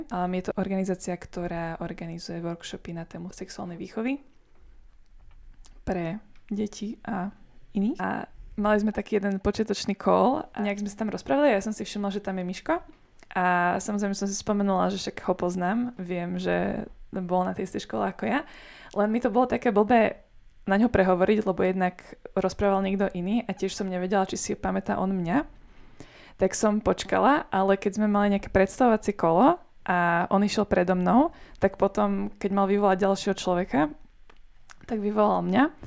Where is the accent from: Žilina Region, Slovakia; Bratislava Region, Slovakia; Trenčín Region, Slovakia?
Bratislava Region, Slovakia; Bratislava; moved away as an adult; also born or lived in United States / England; Pochádzam z Bratislavy.